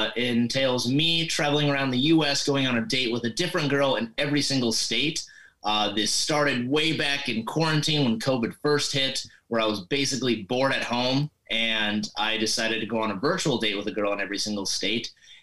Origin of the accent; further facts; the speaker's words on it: Montana, United States; moved away as an adult; also born or lived in Rapid City, South Dakota / Fargo, North Dakota / Bismarck, North Dakota; And then I moved to Montana, and I basically grew up in Montana most of my life. That's where I usually say I'm from